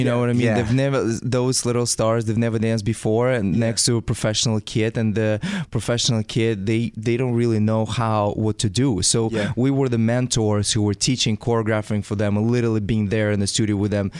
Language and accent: English; Russia; moved away; in Russia, when I was little, I started when I was very young dancing.